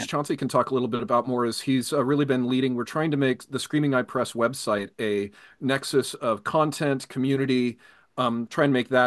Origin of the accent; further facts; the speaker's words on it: San Diego, California, United States; also born or lived in San Francisco Bay Area; I grew up in San Diego, California